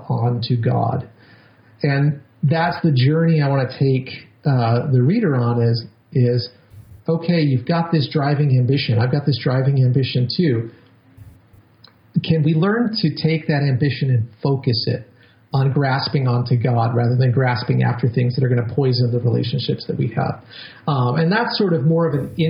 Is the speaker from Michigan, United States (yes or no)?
no; New York, United States; I'm a New Yorker